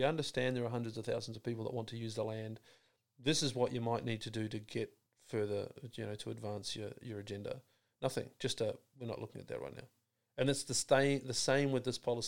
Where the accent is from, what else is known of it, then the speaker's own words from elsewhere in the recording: New Zealand; now in Australia; As a New Zealander, I don't vote because I'm not a citizen